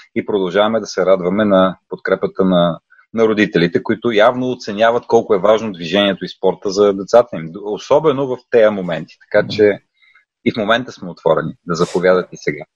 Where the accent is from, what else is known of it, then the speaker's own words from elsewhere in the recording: Bulgaria; moved away; also born or lived in Netherlands; да говорим много добре български, като българи